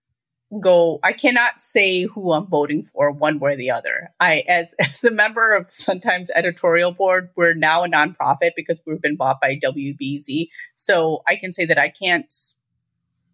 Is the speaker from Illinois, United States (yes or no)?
yes; Chicago, Illinois, United States; I'm a North Sider, and I grew up in the northern suburbs